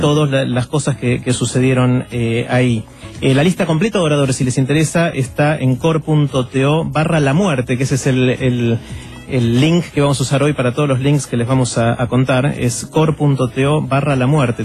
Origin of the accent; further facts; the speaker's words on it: Argentina; somos unos 40 millones en la Argentina